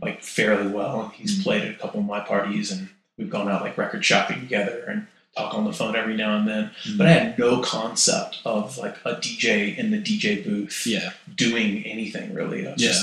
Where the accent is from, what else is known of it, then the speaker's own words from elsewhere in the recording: United States; moved away as an adult; also born or lived in Danville, Virginia / Raleigh, North Carolina; now in New York, United States; I grew up in Danville, Virginia, and Raleigh, North Carolina, and moved to New York when I was 18